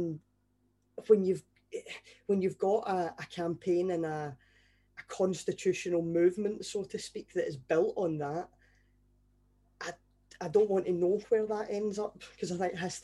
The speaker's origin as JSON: {"language": "English", "region": "Scotland", "country": "United Kingdom", "said": "from a Scottish perspective"}